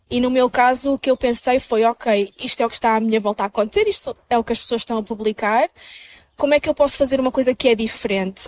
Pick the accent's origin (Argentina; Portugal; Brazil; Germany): Portugal; Minho, Norte; moved away as an adult; now in Lisbon, Portugal; sou do Minho, de Portugal